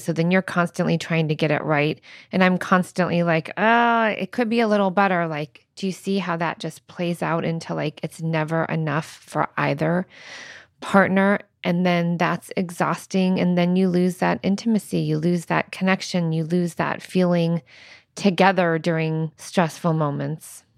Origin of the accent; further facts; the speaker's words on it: Midwest, United States; now in Arizona, United States; I'm from the Midwest